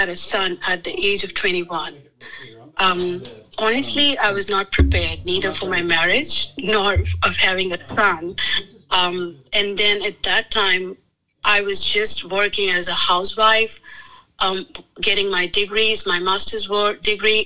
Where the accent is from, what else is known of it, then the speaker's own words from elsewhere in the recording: Agra, Uttar Pradesh, India; moved away as an adult; now in United States; I was born and raised in Agra, India